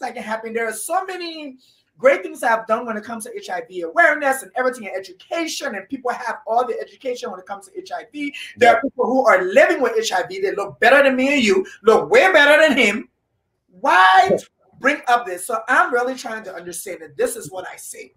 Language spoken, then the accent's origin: English; Liberia; I am from Liberia, West Africa.